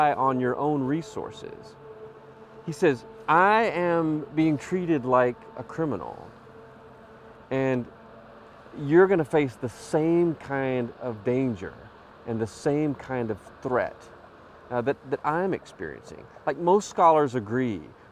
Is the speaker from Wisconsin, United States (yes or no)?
no; Cherokee, North Carolina, United States; I'm from Cherokee, North Carolina